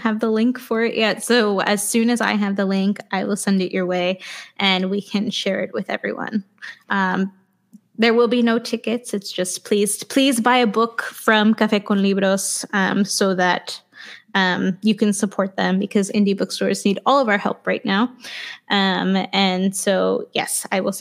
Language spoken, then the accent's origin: English; New York City, New York, United States; I grew up in Queens